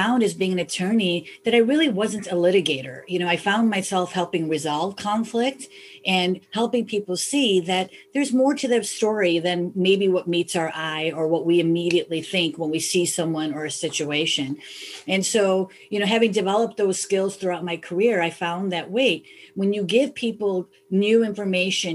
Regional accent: Chicago, Illinois, United States; I was born and raised in Chicago

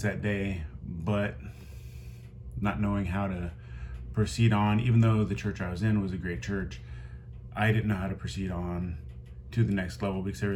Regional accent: Midwest, United States; I grew up in the Midwest.

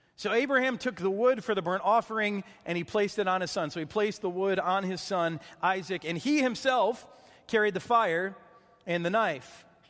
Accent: Michigan, United States; growing up in Michigan, there were lots of lakes

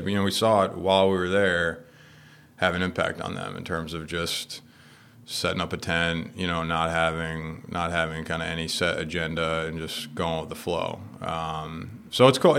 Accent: Westerly, Rhode Island, United States; I grew up in Rhode Island, uh, Westerly, like a little beach town

